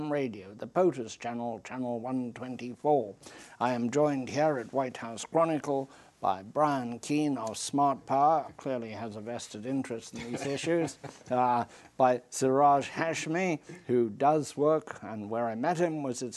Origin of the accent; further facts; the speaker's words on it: Zimbabwe; now in United States; I come from Africa and where we have tremendous electric shortages, particularly in my homeland of now called Zimbabwe, it was called Rhodesia.